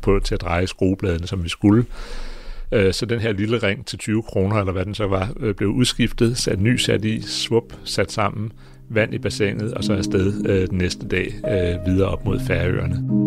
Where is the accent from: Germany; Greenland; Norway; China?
Greenland; jeg kommer fra Grønland